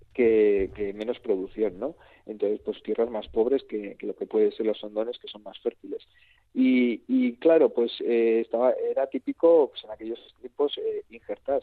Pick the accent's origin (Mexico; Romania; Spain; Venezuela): Spain; Rioja Alavesa, Basque Country; es una comarca que estamos ahí en el sur y, estamos luchando y reivindicándonos por, decir que, que, somos una parte de Euskadi